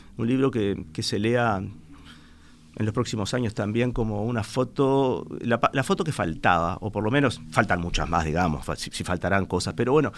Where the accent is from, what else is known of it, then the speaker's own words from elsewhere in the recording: Montevideo, Uruguay; yo me siento una persona de Sayago, aunque no nací exactamente en Sayago, desde muy chiquito me fui a Sayago.